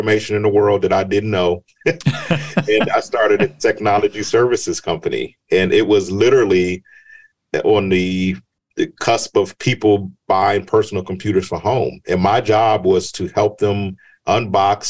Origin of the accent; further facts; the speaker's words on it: Chicago, Illinois, United States; moved away; also born or lived in Georgia; I was born in Chicago. My childhood was absolutely fabulous